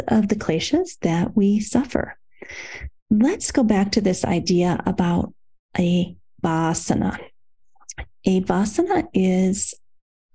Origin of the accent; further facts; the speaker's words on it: Iowa, United States; when I was growing up in Iowa, in the Midwest of the United States, our town had a carnation factory